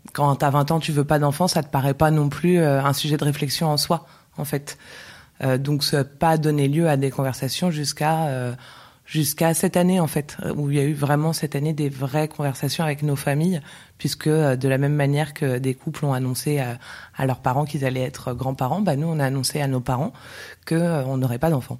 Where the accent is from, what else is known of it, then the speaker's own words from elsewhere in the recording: Paris, Île-de-France, France; moved away as an adult; now in Barcelona, Spain; Je suis née à Paris. J'ai vécu euh, pratiquement toute ma vie à Paris